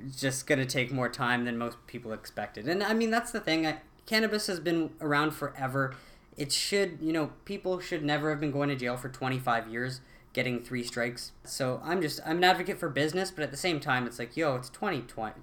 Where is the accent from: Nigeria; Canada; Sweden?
Canada; I'm a Canadian